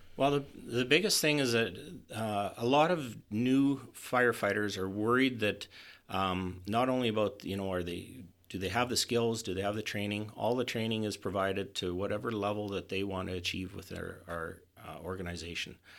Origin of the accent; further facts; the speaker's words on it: Hythe, Alberta, Canada; moved away; my hometown of Hythe